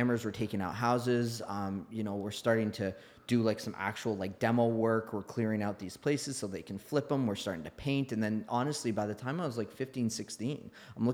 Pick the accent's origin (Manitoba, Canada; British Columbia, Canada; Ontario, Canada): Ontario, Canada; Oakville; growing up in Oakville